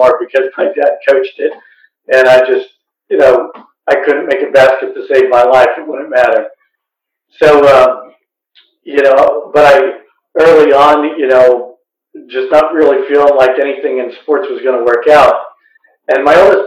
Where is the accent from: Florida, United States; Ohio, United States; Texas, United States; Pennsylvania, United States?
Pennsylvania, United States; outside of Philadelphia; I grew up outside of Philadelphia